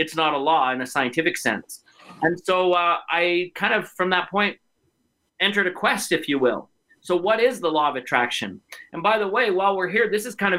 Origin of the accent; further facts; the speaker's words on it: Calgary, Alberta, Canada; the University of Calgary, my hometown